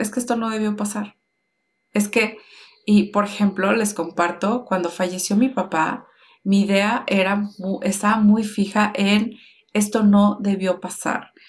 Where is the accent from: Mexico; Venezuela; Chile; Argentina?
Mexico; nací en México con papás mexicanos